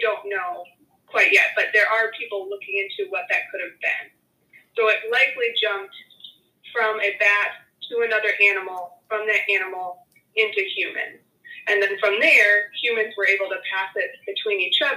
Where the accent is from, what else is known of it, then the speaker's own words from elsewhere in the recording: Michigan, United States; moved away as an adult; now in Houston, United States; I grew up in Michigan